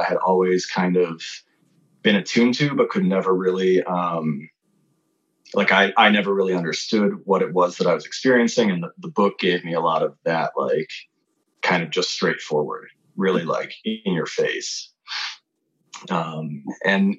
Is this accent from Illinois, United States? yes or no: yes; Chicago, Illinois, United States; I grew up in the suburbs of Chicago